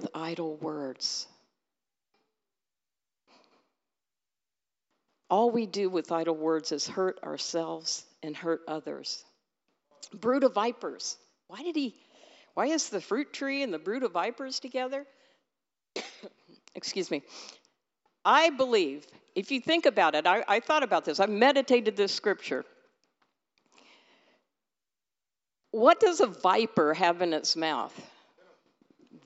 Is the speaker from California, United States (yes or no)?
yes; California, United States; moved away; I'm from California